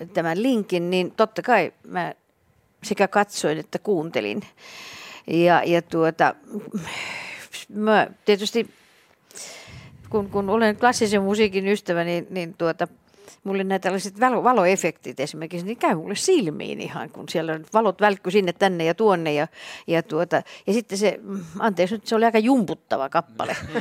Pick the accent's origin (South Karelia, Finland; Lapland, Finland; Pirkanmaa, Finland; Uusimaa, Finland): South Karelia, Finland; Imatra; mä olen kotoisin Imatralta